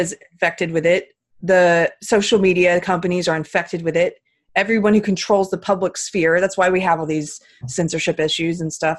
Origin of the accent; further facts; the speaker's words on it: South Carolina, United States; I'm from South Carolina